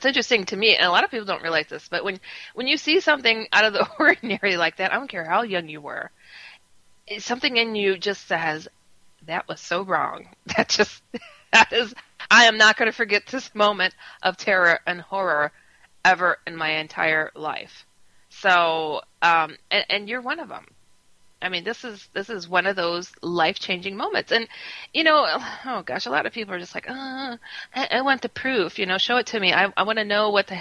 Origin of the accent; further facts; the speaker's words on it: Wisconsin, United States; also born or lived in San Francisco; now in Chicago, United States; I'm from Wisconsin. I was raised there. I'm from San Francisco otherwise